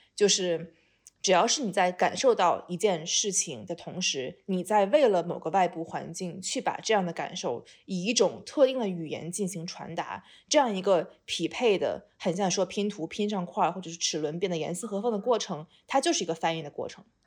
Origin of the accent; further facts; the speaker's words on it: China; 我是一个堂堂正正的中国人